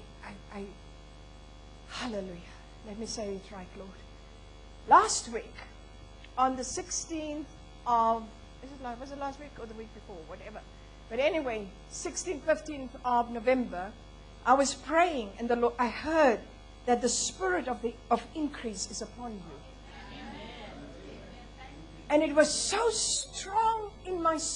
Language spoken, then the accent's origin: English; Botswana; I was born in Botswana.